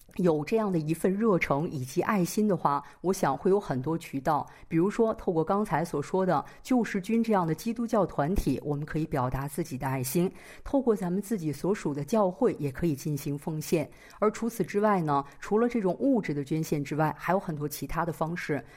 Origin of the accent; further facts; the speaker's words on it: China; moved away as an adult; now in South Korea; 我是中国人，我是在国内呢，医学本科毕业之后来到韩国学习神学，到现在为止已经满了十个年头了